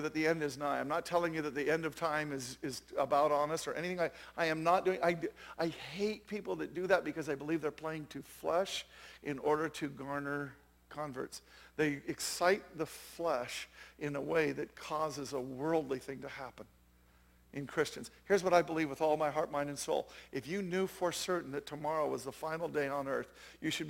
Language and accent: English; Jackson, Wyoming, United States; I'm from Jackson Hole, Wyoming